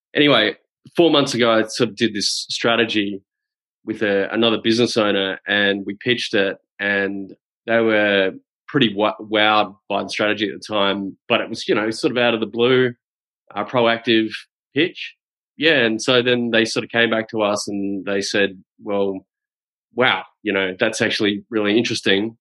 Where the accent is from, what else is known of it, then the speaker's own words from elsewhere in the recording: Adelaide, South Australia, Australia; moved away; I'm from Adelaide originally